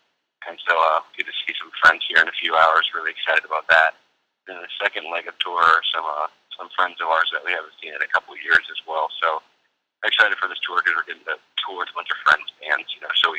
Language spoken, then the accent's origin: English; United States; I'm from Virginia, North Carolina border.